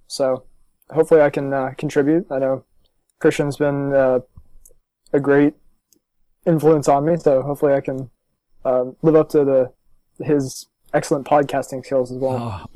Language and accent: English; Los Angeles, California, New Jersey, United States; also born or lived in Maryland; I was born in California. I was born in Los Angeles and moved to New Jersey when I was nine. And then nine years later, I went to the University of Maryland.